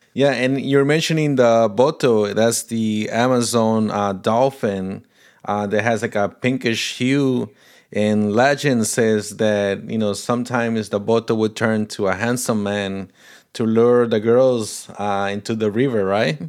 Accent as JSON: {"language": "English", "country": "Paraguay", "tie": "born or raised there", "first_language": "Portuguese", "second_language": "English", "moved": "yes", "lives_now": "United States", "said": "Portuguese is my first language. My mom is Brazilian from Paraná. So, you know, we grew up in a house, uh, speaking Portuguese, but I was born in Paraguay, so we spoke Spanish there"}